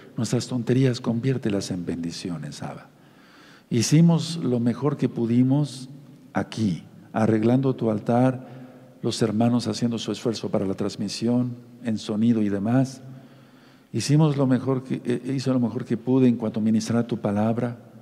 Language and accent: Spanish; Mexico; como decimos aquí en México